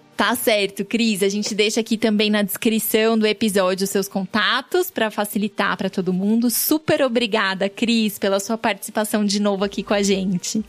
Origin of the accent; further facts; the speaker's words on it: São Paulo, Brazil; Sou nascida e criada na Penha.